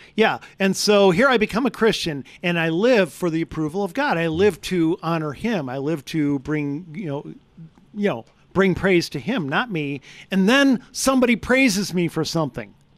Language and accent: English; United States; I'm American.